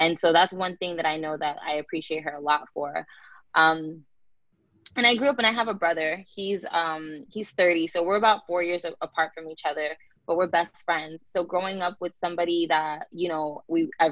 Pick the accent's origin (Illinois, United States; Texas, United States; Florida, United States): Florida, United States; Tampa; also born or lived in New Jersey; I grew up in New Jersey, and I moved to Florida when I was about 6 years old.